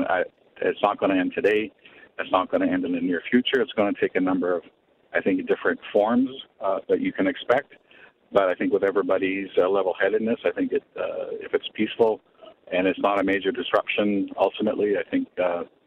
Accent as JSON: {"language": "English", "town": "Sault Ste. Marie", "region": "Ontario", "country": "Canada", "tie": "born or raised there", "said": "I was born and raised here in Sault Ste. Marie on the Batchewana First Nation territory"}